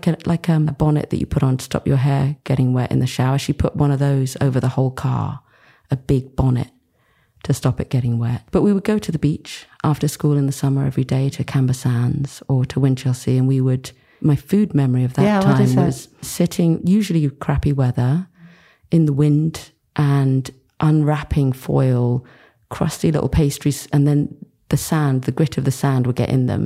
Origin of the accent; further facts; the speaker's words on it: Rye, South East England, United Kingdom; also born or lived in Kingston upon Thames, London; I was born in Kingston Hospital in Kingston upon Thames, not too far from here. Proper suburbia.